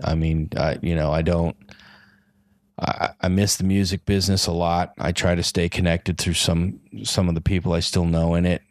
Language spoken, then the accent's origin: English; Los Angeles, California, United States; I'm from Los Angeles